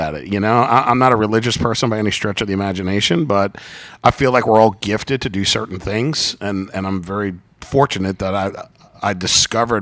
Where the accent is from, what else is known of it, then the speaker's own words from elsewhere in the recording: Long Island, New York, United States; also born or lived in Charleston, South Carolina; now in Atlanta, United States; I grew up on Long Island, New York.